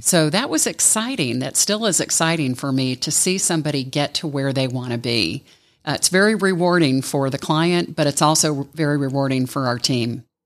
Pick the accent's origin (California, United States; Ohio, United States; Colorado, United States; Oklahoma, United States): Ohio, United States; now in Atlanta, United States; I grew up in Ohio. I moved to Atlanta in nineteen eighty